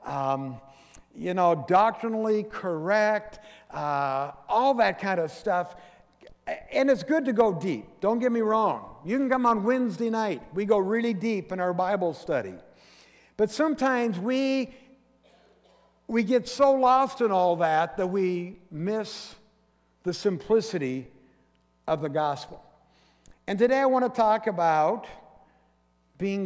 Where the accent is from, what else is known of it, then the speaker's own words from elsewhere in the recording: Forks, Washington, United States; my hometown of Forks